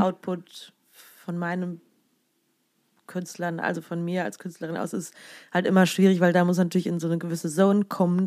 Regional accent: Siegen, North Rhine-Westphalia, Germany; moved away as an adult; also born or lived in Cologne; da kam ich aus Siegen-Achenbach, also aus meiner Heimat

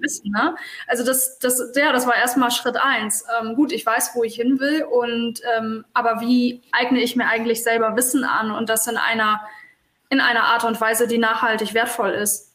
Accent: Hamburg, Germany; bin Hamburgerin, bin in Hamburg geboren

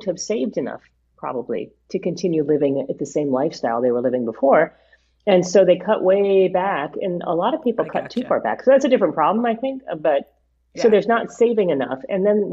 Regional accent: Honolulu, Hawaii, United States; moved away as an adult; also born or lived in New Brunswick, New Jersey / Tokyo / Italy; now in New Jersey, United States; I grew up in Honolulu, actually, and my junior high school and high school language was Japanese

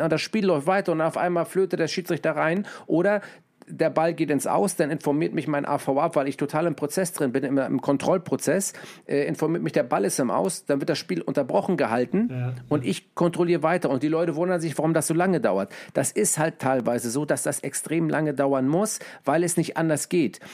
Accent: Hamburg, Germany; ich komme aus Hamburg

